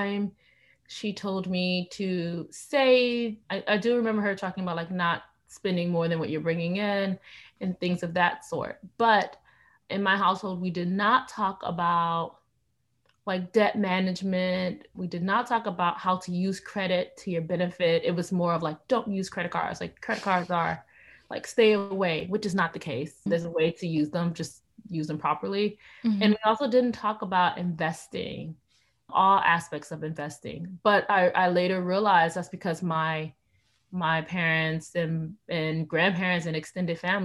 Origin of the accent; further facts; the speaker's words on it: Miami, Florida, United States; I'm originally from Miami, Florida.